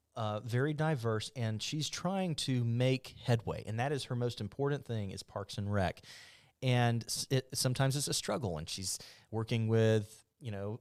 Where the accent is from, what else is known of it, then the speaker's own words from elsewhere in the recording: Mobile, Alabama, United States; moved away as an adult; I'm from Mobile. I'm a transplant